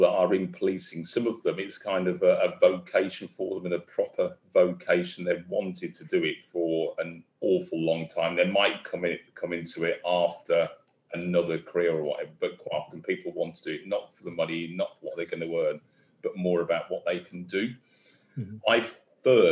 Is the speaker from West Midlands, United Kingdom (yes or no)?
yes; Birmingham, West Midlands, United Kingdom; moved away as an adult; also born or lived in London; I was in Birmingham, so I'm a Brummie